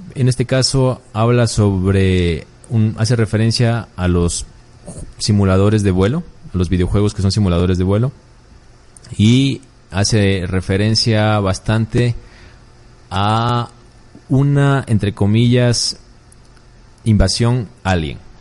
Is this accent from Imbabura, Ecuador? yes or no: no; Loja, Ecuador